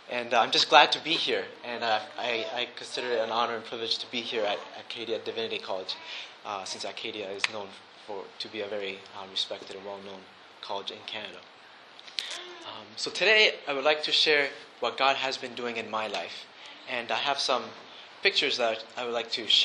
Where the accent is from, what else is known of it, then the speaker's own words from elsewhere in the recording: Japan; And because of that, I grew up in Japan and instead of going to a boarding school, my parents sent me to the local Japanese school.